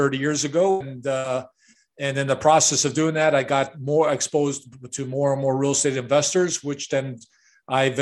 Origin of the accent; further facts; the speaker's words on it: Chicago, Illinois, United States; I'm a product of the 1960s, and I grew up in Chicago